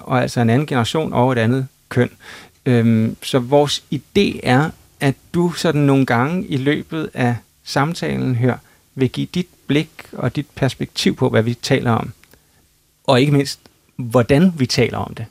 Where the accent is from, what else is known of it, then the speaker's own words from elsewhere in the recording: Copenhagen area, Capital Region of Denmark, Denmark; vi er fra Københavnsområdet